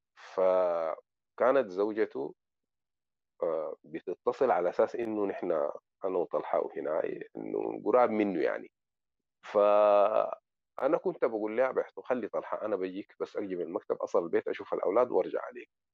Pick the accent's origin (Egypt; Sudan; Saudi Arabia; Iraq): Sudan; now in Morocco; انا سوداني رغم انه انا الان بتكلم دارجه مغربيه